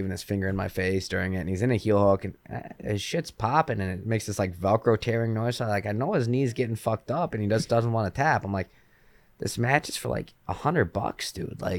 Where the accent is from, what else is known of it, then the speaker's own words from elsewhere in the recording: Michigan, United States; now in Chicago, United States; out here in Chicago now. Yeah, yeah. but I, I grew up in Michigan.